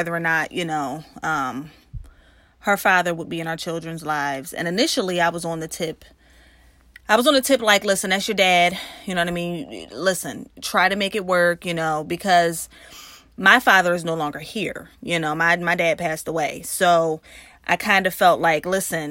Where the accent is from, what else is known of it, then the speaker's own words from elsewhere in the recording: New Jersey, United States; We're from Jersey.